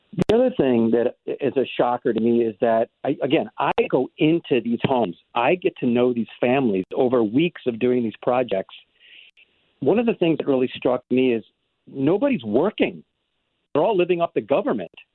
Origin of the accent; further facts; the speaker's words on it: St. Louis County, Missouri, United States; I'm a county guy